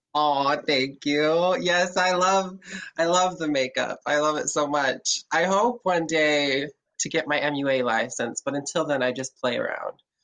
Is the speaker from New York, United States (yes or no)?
no; Lehi, Utah, United States; I was raised in Lehi, Utah